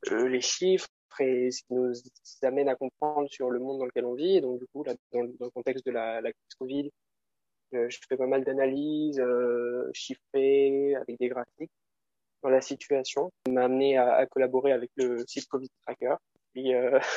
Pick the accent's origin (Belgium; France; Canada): France; Angers, Pays de la Loire; moved away as an adult; now in Paris, France; j'ai 22 ans. je suis originaire d'Angers, mais là, je, suis à Paris où je fais mes études à l'ESCP.